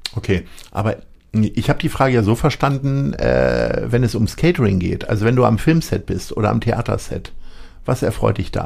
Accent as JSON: {"language": "German", "region": "Lower Saxony", "country": "Germany", "said": "ich komme aus Niedersachsen"}